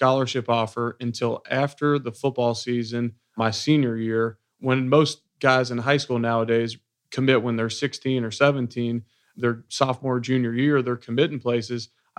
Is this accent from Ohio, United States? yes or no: yes; Cincinnati, Ohio, United States; Yeah, so I grew up in Cincinnati, Ohio, working class family.